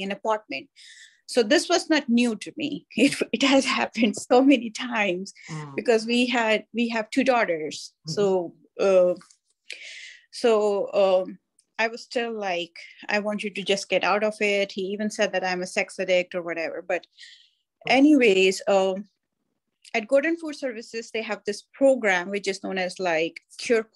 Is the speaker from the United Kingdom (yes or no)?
no; India; moved away as an adult; now in United States; I was born in India